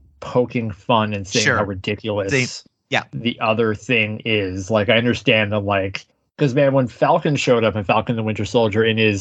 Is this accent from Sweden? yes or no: no; Canada; as a Canadian